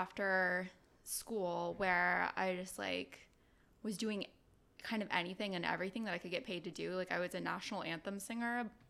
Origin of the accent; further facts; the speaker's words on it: Pleasanton, California, United States; now in North Hollywood, United States; I'm from Pleasanton, California. It's a suburb of Oakland, I guess. And now I live in North Hollywood.